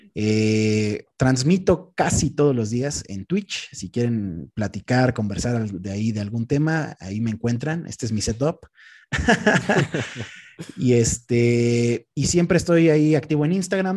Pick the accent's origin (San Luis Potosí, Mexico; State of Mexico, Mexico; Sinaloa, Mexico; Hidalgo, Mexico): State of Mexico, Mexico; Texcoco; moved away as an adult; now in Mexico City, Mexico; actualmente vivo en Ciudad de México, pero no, no me desarrollé aquí. O sea, yo soy de un pueblito que se llama Tequexquinahuac, que está en el municipio de Texcoco.